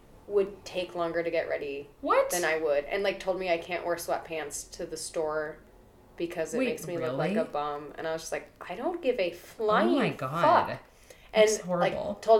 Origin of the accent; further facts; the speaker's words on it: San Diego, California, United States; growing up in San Diego, I definitely got a complex